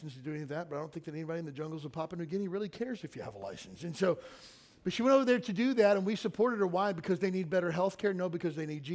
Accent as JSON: {"language": "English", "region": "Kentucky", "country": "United States", "tie": "born or raised there", "said": "I grew up in the South in Kentucky"}